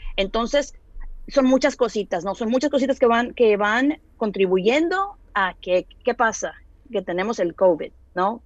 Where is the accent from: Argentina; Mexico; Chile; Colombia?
Mexico; Monterrey, Nuevo León; yo soy de Monterrey